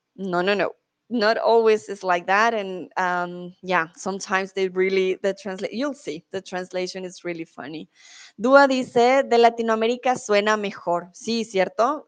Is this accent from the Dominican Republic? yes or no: no; Colombia; also born or lived in Mexico; now in Germany; soy de Colombia, comúnmente vivo en Alemania